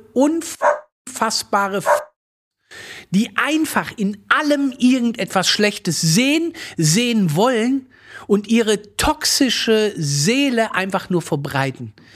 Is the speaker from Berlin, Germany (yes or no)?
no; Moers, North Rhine-Westphalia, Germany; ich komme aus Mörs